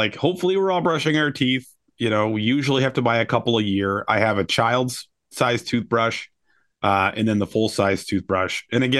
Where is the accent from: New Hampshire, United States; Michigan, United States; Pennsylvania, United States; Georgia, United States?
Michigan, United States; I grew up in the West Michigan area.